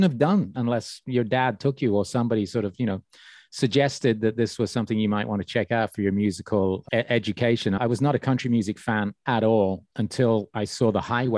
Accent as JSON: {"language": "English", "region": "England", "country": "United Kingdom", "tie": "born or raised there", "also_born_or_lived": "Australia", "moved": "yes", "said": "I lived in Australia for a while as well, but growing up in England"}